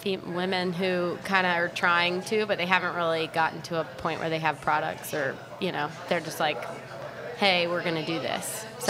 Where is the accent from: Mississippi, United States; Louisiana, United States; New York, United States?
Louisiana, United States; Baton Rouge; moved away as an adult; also born or lived in Houston, Texas / Austin, Texas; I moved back to Louisiana from Texas